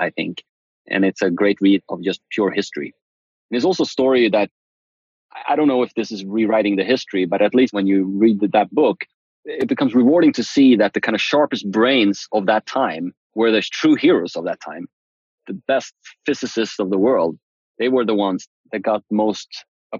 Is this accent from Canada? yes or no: no; Uppsala, Uppsala County, Sweden; moved away as an adult; now in San Francisco, United States; Uppsala, where I grew up in Sweden